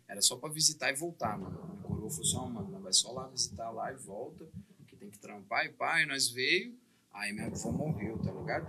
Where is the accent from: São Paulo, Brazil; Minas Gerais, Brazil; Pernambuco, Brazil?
Minas Gerais, Brazil; Uberlândia; also born or lived in Belgium; eu sou daqui do Berlândia